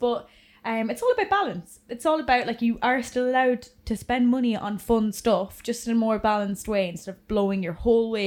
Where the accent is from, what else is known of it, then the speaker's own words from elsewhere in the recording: England, United Kingdom; now in Ireland; I'm from England